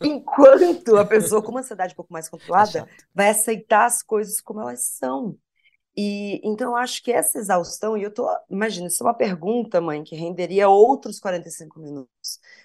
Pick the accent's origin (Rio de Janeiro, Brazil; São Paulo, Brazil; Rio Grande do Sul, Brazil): Rio Grande do Sul, Brazil; Porto Alegre; sou de Porto Alegre